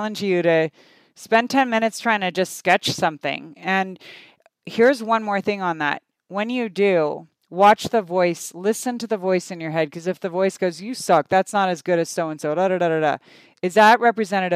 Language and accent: English; United States; also born or lived in Canada; I moved to the US when I was 7.